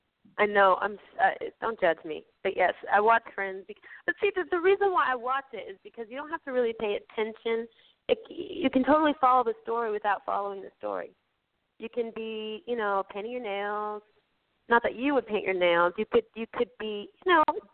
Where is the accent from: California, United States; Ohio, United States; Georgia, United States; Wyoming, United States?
Georgia, United States; I'm from the South